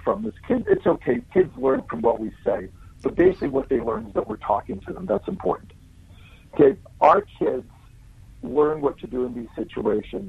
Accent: United States; now in New Zealand; I'm American and Italian

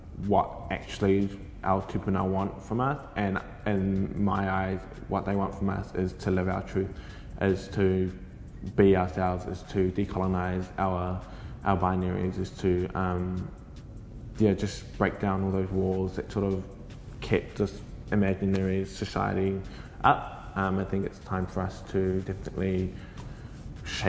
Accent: Kaikohe, Northland, New Zealand; I grew up mostly in Kaikohe

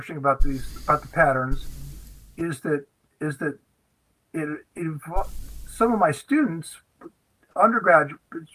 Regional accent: Los Angeles, California, United States; I was born in Los Angeles, California

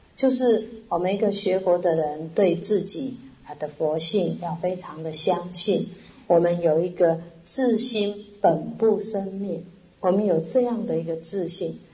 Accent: Taiwan; 我们台湾人

